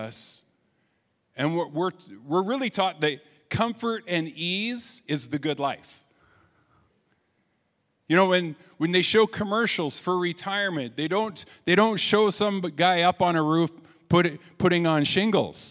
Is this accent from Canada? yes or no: yes; Canada; we're Canadian